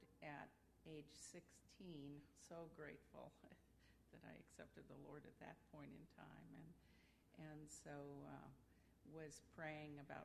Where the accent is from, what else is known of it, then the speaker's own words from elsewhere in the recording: Columbus, Ohio, United States; I'm from Columbus, Ohio